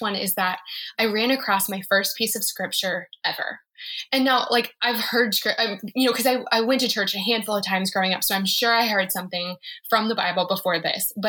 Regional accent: Colorado, United States; I'm from Colorado

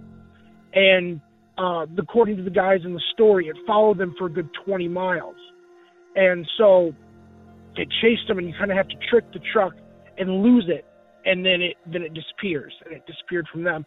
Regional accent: Rockford, Illinois, United States; I'm from Rockford, Illinois

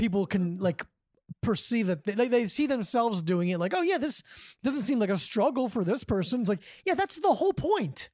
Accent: Davie, Florida, United States; moved away as an adult; now in New York, United States; I'm from the same town that Todd Berry and, uh, Mike Lawrence is from.

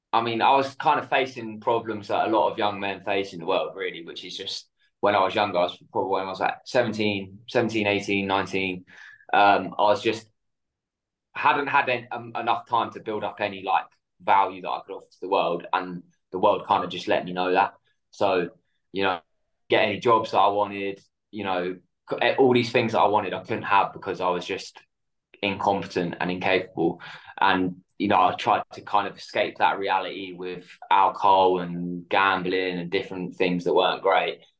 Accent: south coast of the UK, England, United Kingdom; So in the UK on the south coast, so it was pretty cold.

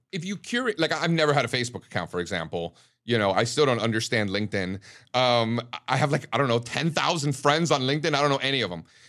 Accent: Miami, Florida, United States; I'm Cuban from Miami

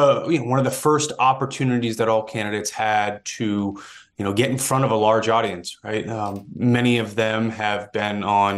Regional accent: Massachusetts, United States; And I grew up on the Massachusetts side, just over the border. But that is the region that I'm familiar with.

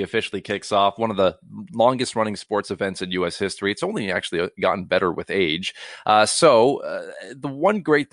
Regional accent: Cloverdale, British Columbia, Canada; I grew up in Cloverdale, BC

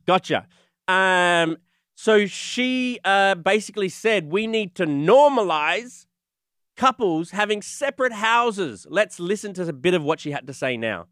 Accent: Australia; moved away; I'm Australian

